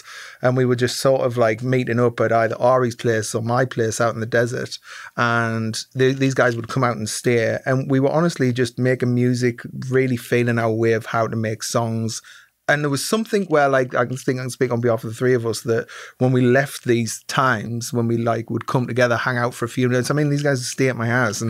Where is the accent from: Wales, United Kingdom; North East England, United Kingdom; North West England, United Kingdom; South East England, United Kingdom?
North East England, United Kingdom; Sunderland; moved away as an adult; also born or lived in London; now in Los Angeles, United States; I'm from Sunderland in the northeast of England originally